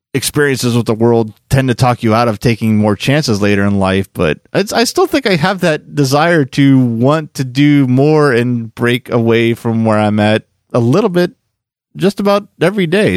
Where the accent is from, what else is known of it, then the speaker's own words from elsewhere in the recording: Quakertown, Pennsylvania, United States; me growing up in Quakertown wanting to get out and see more of the world